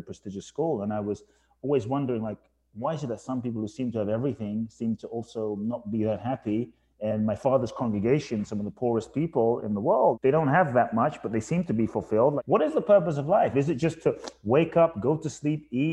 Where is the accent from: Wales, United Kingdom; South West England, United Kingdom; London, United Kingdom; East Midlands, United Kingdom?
London, United Kingdom; also born or lived in Ghana / Phoenix, United States / Tulum, Mexico; now in Los Angeles, United States; I was born in Ghana, West Africa. My father's from Ghana. My mother's from Japan. I grew up in London